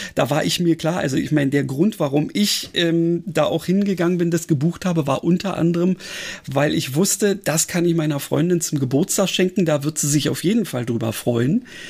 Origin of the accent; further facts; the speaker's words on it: Berlin, Germany; als Berliner, der ja nun, sagen wir mal, äh, so Großstadt mit entsprechendem Verkehr gewöhnt ist